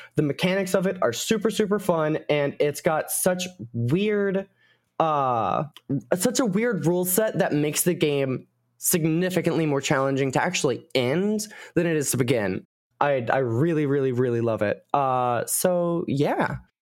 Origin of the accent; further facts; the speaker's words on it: United States; I am American